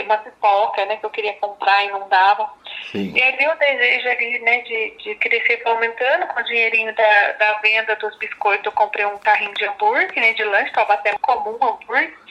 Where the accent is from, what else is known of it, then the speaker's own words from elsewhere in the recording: Passa Quatro, Minas Gerais, Brazil; eu sou de Passa Quatro, né, de Minas